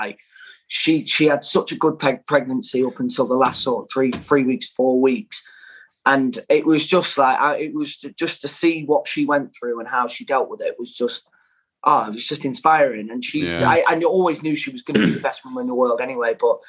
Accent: Grimsby, Yorkshire and the Humber, United Kingdom; born and raised in Grimsby.

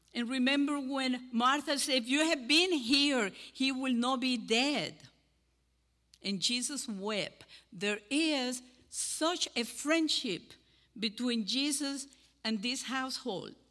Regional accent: Cuba; accent: Cuban; English is a second language; moved away as an adult; now in Deep River, United States; my Cuban accent

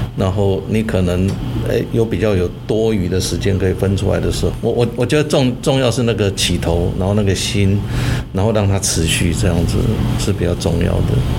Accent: Taiwan; 我们在台湾长大

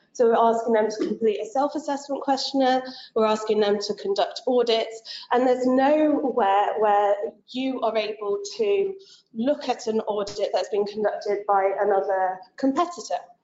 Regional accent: England, United Kingdom; I am English

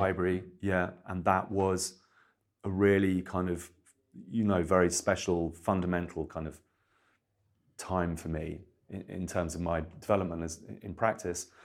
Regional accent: Milton Keynes, South East England, United Kingdom; I grew up in Milton Keynes

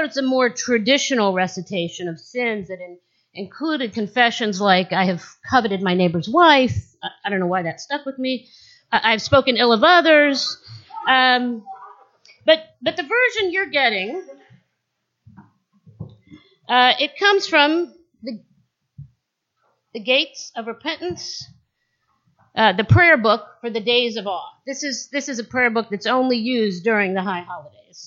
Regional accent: Jerusalem, Jerusalem District, Israel; also born or lived in West Virginia; now in Loudoun County, United States; I was born and raised in Jerusalem, Israel

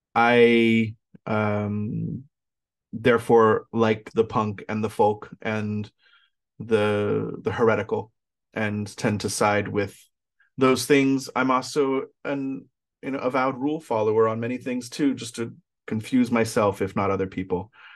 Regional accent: California, United States; I am Californian by birth.

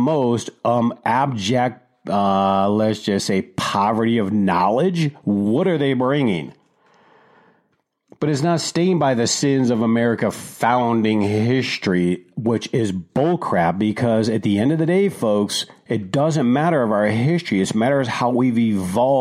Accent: Detroit, Michigan, United States; moved away; I grew up in Detroit

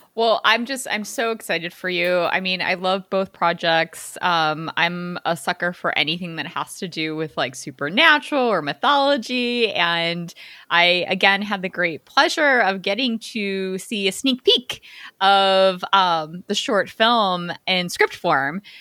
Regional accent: Chicago suburbs, Illinois, United States; I grew up in the Chica, Chicago suburbs

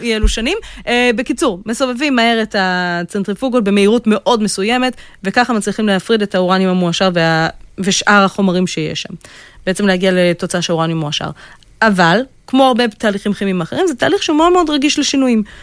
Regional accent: Israel

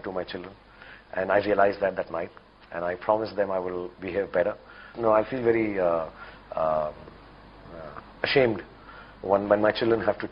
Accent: Delhi, India; moved away; I'm from Delhi.

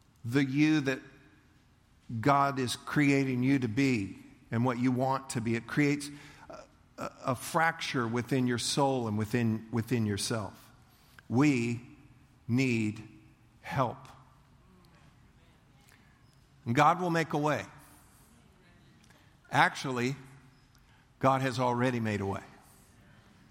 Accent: United States; I'm American

